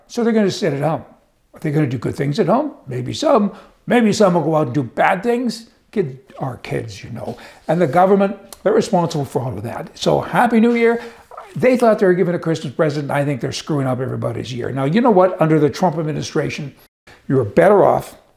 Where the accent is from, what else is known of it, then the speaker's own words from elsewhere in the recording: Alberta, Canada; I am from Alberta.